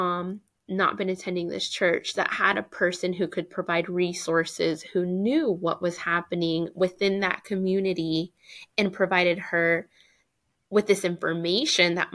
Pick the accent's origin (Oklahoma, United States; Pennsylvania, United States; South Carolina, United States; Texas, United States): Oklahoma, United States; Tulsa; And I was born in Tulsa.